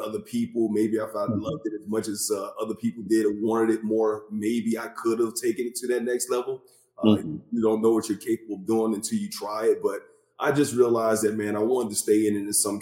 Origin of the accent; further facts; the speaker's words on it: Bessemer, Alabama, United States; I grew up in Bessemer, Alabama